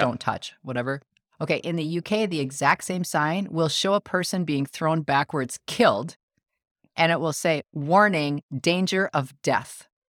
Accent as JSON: {"language": "English", "country": "United States", "said": "I'm the American"}